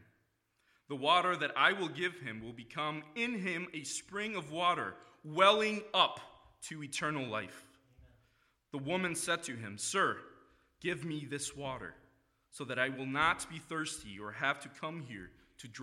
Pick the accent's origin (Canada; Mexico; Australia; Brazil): Mexico; moved away as an adult; now in Grand Rapids, United States; I am originally from Mexico. That's where I was born and lived for about half of my life.